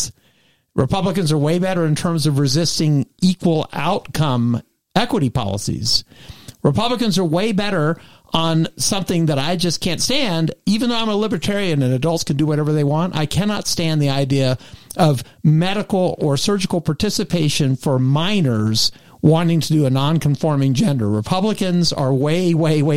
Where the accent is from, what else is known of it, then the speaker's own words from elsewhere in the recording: East Texas, United States; I'm from East Texas.